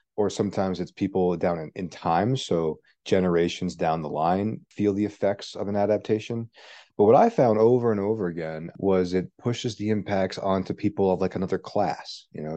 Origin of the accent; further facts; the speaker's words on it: Arizona, United States; also born or lived in Pittsburgh, Pennsylvania; I was born in Pittsburgh, but I grew up in Arizona, and I moved there when I was young